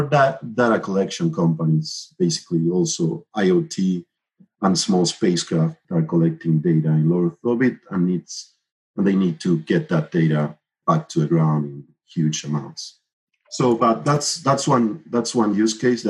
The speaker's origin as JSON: {"language": "English", "country": "Argentina", "moved": "as an adult", "lives_now": "Miami, United States", "said": "I'm originally from Argentina, where I developed the ARSAT-1 and ARSAT-2 satellites."}